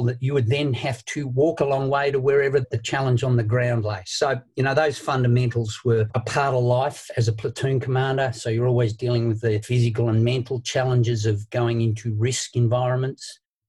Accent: Tasmania, Australia; I was lucky enough to be given opportunities there.

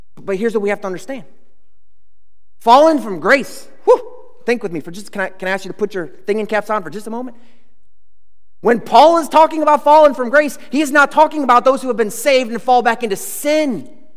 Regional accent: United States; as American citizens

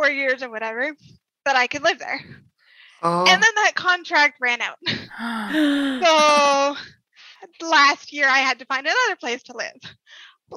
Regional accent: Vista, Saskatchewan, Canada; moved away as an adult; I'm originally from Vista.

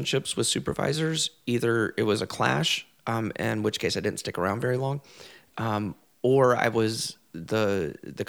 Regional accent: the South, United States; I grew up queer in the South

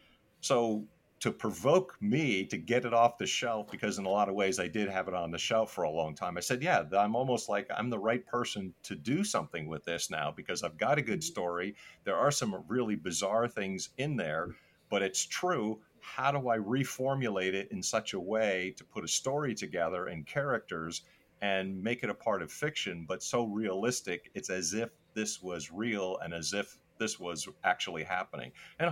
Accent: New Jersey, United States; I actually grew up in Northern New Jersey, which no one would know that I grew up in Northern New Jersey and why.

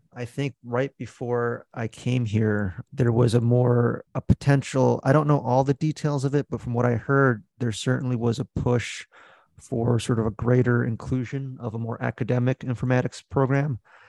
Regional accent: New Jersey, United States; also born or lived in Beijing, China / Philadelphia; So I guess I was born in Beijing, but we kind of moved to Philly as my first place. And then kind of all the suburbs of Philly, like Abington, Audubon, all those kind of like right outside of Philly suburbs. But I would say I'm mostly from New Jersey

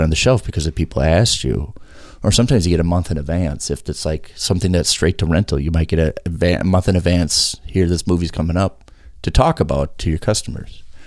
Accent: South St. Paul, Minnesota, United States; also born or lived in Colorado; I was born in Colorado, but then my family moved here in South Saint Paul

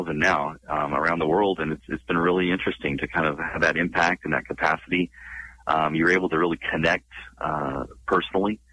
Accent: Northern California, United States; now in San Diego, United States; I'm born and raised in California, mainly in Northern

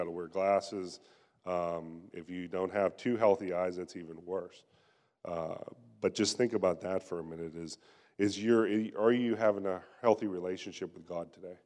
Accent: Pennsylvania, United States; moved away; I'm from Pennsylvania, and I remember growing up, and even whenever I go back there to visit now

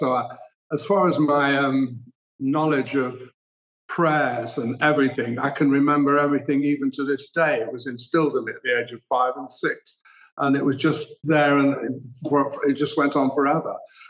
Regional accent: Manchester, North West England, United Kingdom; Well, I was, as you say, it was a close-knit family, and my grandparents, Henry, came from Poland. My grandmother, Gertie, came from Romania.

